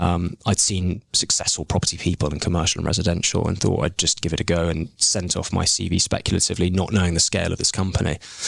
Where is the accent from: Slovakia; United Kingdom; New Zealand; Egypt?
United Kingdom; London; moved away as an adult; also born or lived in Dubai / Melbourne / Sydney; now in Canada; we had a very grounded, very happy childhood growing up in Maida Vale.